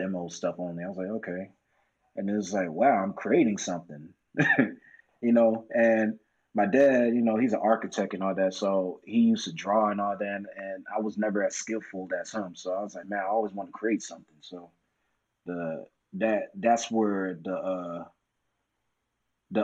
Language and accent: English; Orlando, Florida, United States; moved away as an adult; also born or lived in Washington, D.C. / Atlanta, Georgia; I moved when I was 6 to Orlando, Florida, and I've been there since I graduated high school